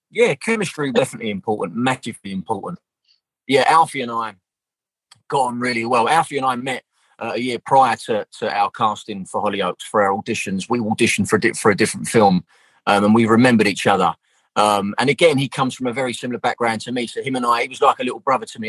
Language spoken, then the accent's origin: English; London, United Kingdom; I'm from Southeast London, so like our accent was very very similar